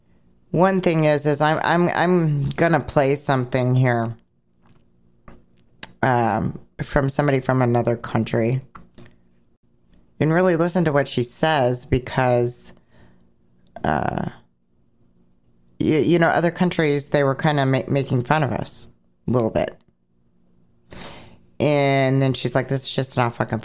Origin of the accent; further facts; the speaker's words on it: Oregon, United States; I was born in Oregon